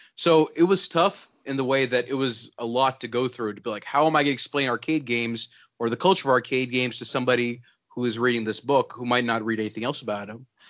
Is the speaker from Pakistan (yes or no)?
yes; Pakistan; moved away; also born or lived in Texas; I was born in Texas, but I grew up in Pakistan